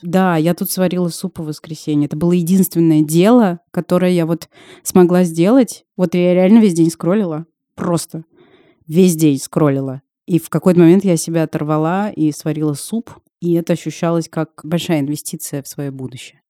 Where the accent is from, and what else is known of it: Russia